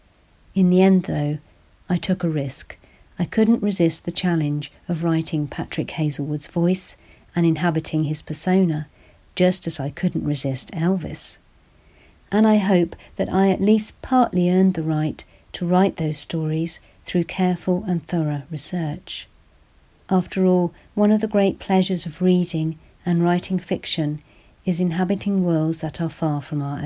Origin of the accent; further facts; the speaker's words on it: United Kingdom; as a British woman who was only 4 years old when he died